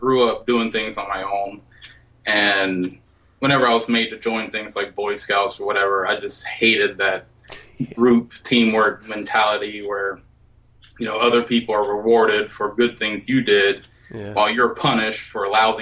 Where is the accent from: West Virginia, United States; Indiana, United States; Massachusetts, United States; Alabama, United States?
Alabama, United States; I was born and raised in Alabama